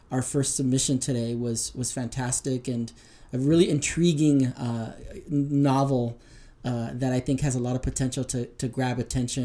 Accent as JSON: {"language": "English", "town": "La Puente", "region": "California", "country": "United States", "tie": "born or raised there", "also_born_or_lived": "Tijuana, Mexico", "said": "I grew up in the San Gabriel Valley in the city of La Puente."}